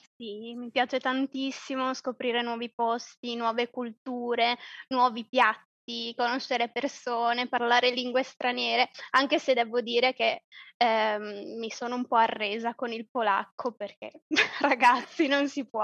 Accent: province of Treviso, Veneto, Italy; moved away as an adult; also born or lived in Calabria (ancestry); now in Poland; io sono italiana, di origine calabrese, ma nata nel nord, nel, in Veneto, provincia di Treviso, però da due anni vivo in Polonia

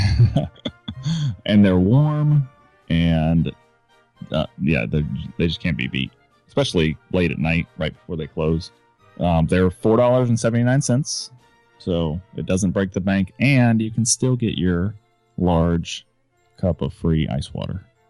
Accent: Florida, United States; also born or lived in California; Grew up my younger years in California and the rest of my life in Florida.

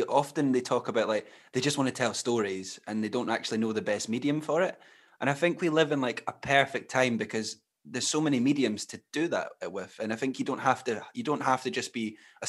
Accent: Glenrothes, Scotland, United Kingdom; Dougree Scott, who's quite a well-known Scottish actor, he was from my hometown

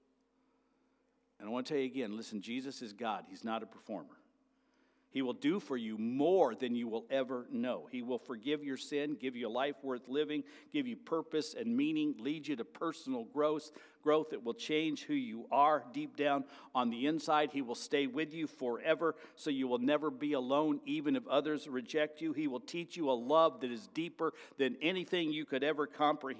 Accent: United States

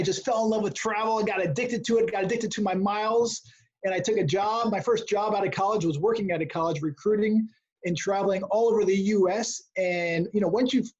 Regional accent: Connecticut, United States; now in California, United States; I grew up in Connecticut

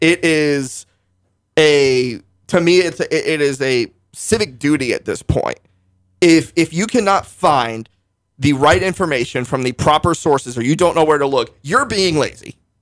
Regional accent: Northern Virginia, United States; moved away as an adult; now in Parsons, Kansas, United States; I was just a high school kid in, in Northern Virginia, the D C metro area

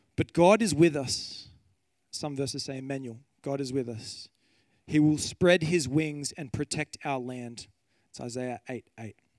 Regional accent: Kiama Downs, New South Wales, Australia; I grew up on the coast. I grew up in Kiama Downs

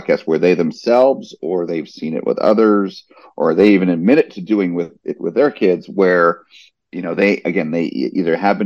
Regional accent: New Jersey, United States; now in Orlando, United States; I grew up in New Jersey

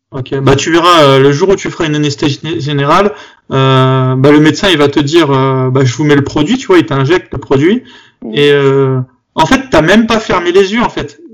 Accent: Bobigny, Île-de-France, France; quand j'étais petit, j'étais j'étais à Bobigny

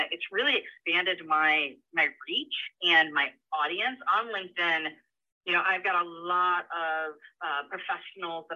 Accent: Michigan, United States; moved away as an adult; also born or lived in Florida; So I was born and raised in Michigan, moved to Florida, got a job there.

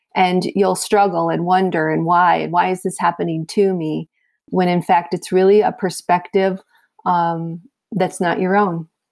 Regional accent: south of Chicago, Illinois, United States; moved away as an adult; also born or lived in South Florida; a transfer from my hometown of Illinois, uh, south of Chicago, to, uh, South Florida

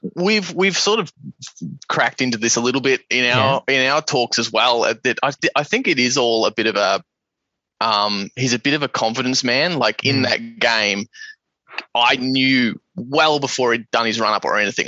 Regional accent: Geelong, Victoria, Australia; moved away; We were born and raised in Geelong.

